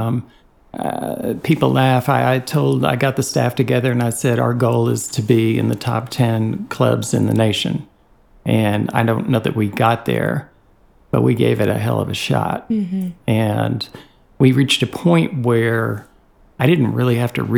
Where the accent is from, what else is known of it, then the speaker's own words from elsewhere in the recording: Long Island, New York, United States; moved away as an adult; also born or lived in Nashville, Tennessee; now in Chattanooga, United States; I'm from Long Island, New York originally.